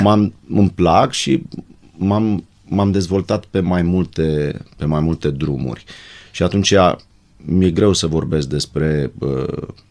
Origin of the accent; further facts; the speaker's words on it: Bucharest, Romania; ne-au repartizat la un apartamentel cu două camere de 50 de metri pătrați în zona Dorobanți